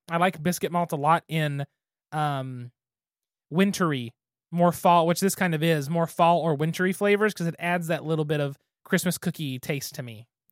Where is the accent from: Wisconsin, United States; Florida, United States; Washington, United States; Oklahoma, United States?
Oklahoma, United States; Western; us as kids growing up in Western Oklahoma